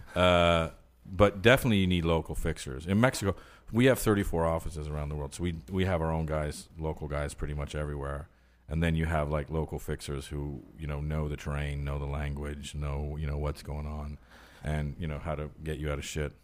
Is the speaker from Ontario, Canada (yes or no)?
yes; Ottawa, Ontario, Canada; now in United States; where I grew up in Ottawa